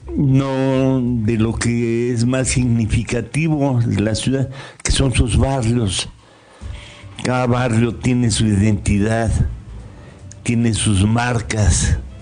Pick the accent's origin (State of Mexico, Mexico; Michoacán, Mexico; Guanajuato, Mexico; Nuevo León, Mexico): State of Mexico, Mexico; Toluca; llegué yo aquí a los dos años de edad. Yo nací en el Distrito Federal, hoy Ciudad de México. Me trajeron de dos años